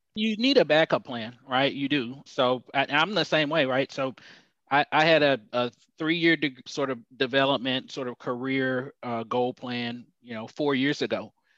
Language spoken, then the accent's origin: English; Dallas, Texas, United States; also born or lived in Houston, Texas / Allen, Texas; I grew up, I'm originally from Houston and moved to Dallas at a young age. Lived in downtown Dallas, and then my mom moved us to the suburbs